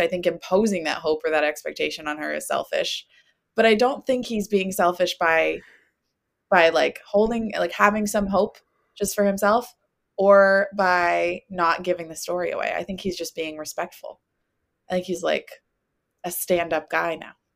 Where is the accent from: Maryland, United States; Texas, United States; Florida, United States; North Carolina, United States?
Florida, United States; near Winter Garden; Winter Garden near my hometown